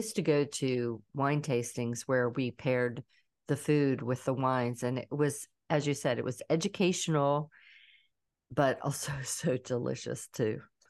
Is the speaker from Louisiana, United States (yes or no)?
no; Pittsburgh, Pennsylvania, United States; now in Georgia, United States; I'm a Pittsburgh girl. So we always... we always call it home, even though we don't live there anymore. I've lived in Georgia longer than I lived in Pittsburgh, still, I always call it home.